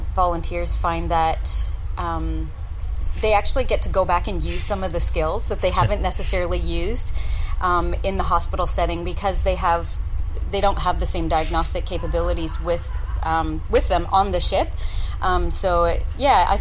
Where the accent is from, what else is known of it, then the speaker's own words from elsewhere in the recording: Canada; moved away as an adult; now in Townsville, Australia; I'm Canadian